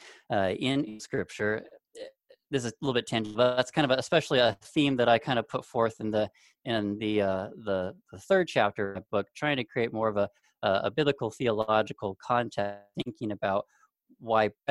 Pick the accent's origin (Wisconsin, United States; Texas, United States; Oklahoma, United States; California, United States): California, United States; Southern; moved away; I'm from Southern California originally